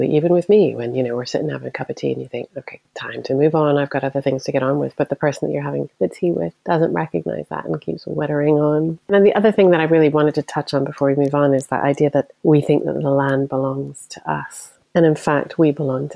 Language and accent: English; United States; moved away as an adult; now in Scotland, United Kingdom; As an American